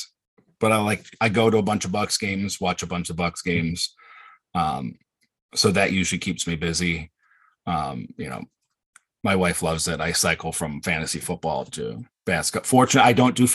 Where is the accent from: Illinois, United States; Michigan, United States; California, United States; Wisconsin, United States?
Wisconsin, United States; I grew up in Wisconsin my whole life